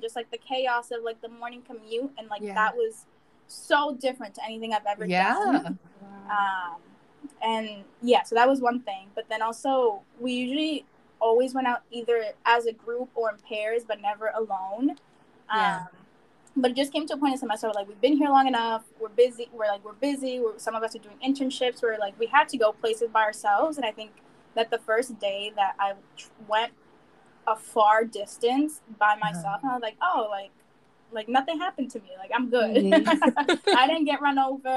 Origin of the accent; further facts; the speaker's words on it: Boston, Massachusetts, United States; being a city girl and growing up in Boston